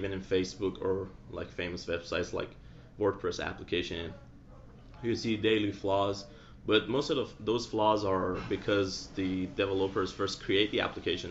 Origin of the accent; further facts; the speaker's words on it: Iran; now in Virginia, United States; Originally, I'm from Iran, but I reside in US now in Virginia.